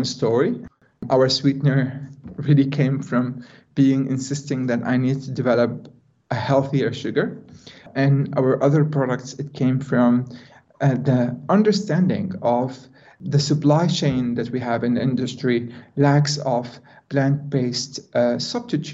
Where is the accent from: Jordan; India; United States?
Jordan; moved away as an adult; now in Netherlands; being a Jordanian with a very low amount of education and quite small opportunities in my hometown